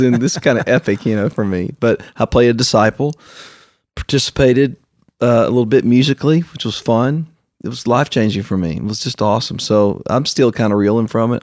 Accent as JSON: {"language": "English", "town": "Canova", "region": "West Virginia", "country": "United States", "tie": "born or raised there", "also_born_or_lived": "Nashville", "moved": "yes", "said": "I grew up in Canova, West Virginia"}